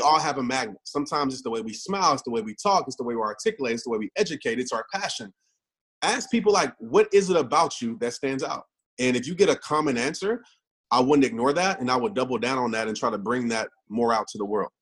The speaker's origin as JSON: {"language": "English", "town": "Kenner", "region": "Louisiana", "country": "United States", "tie": "born or raised there", "said": "I grew up in New Orleans, uh, Kenner, Louisiana"}